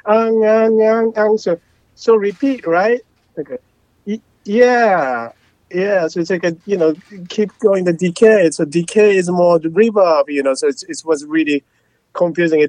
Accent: Japan; English is a second language; moved away; I'm from Japan. I didn't speak much, you know, when I moved down here, and I was kind of afraid

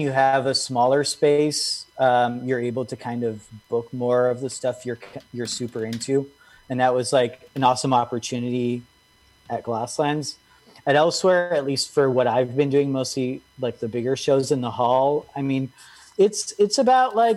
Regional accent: Genoa, Liguria, Italy; also born or lived in Lebanon; now in New York, United States; Raised in Italy

